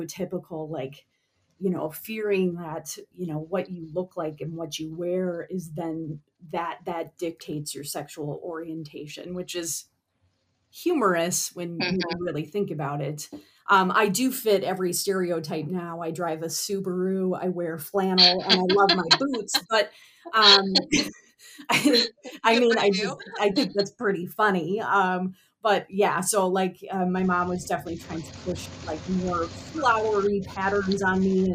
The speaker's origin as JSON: {"language": "English", "town": "Minneapolis", "region": "Minnesota", "country": "United States", "tie": "born or raised there", "said": "I grew up here in the Twin Cities"}